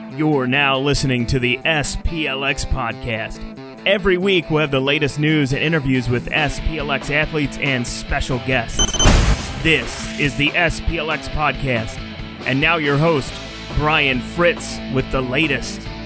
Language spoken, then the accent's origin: English; Miami, Florida, United States; I grew up in Miami